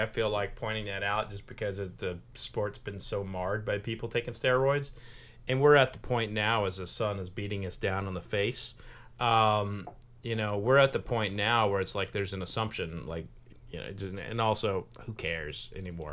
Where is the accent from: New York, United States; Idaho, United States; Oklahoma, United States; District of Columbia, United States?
Oklahoma, United States; now in Kentucky, United States; I'm from Oklahoma, but I've been adopted by the state